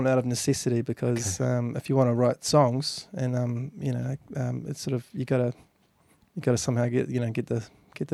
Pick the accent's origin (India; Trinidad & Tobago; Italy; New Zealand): New Zealand; Governors Bay, Canterbury; I grew up in Governor's Bay over in the harbour there